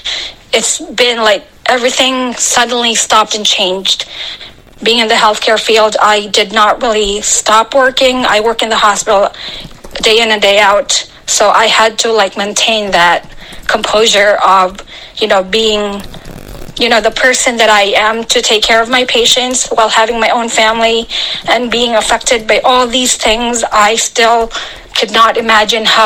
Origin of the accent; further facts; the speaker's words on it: Philippines; now in United States; I was actually born and raised in the Philippines